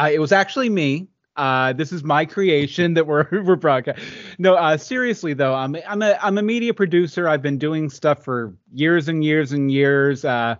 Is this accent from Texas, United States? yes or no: yes; Houston, Texas, United States; born there; also born or lived in Virginia / West Virginia / Ohio / Pennsylvania; I was born in Houston, lived in Virginia, West Virginia, Ohio, Pennsylvania, Georgia, Florida, and Los Angeles 3 times.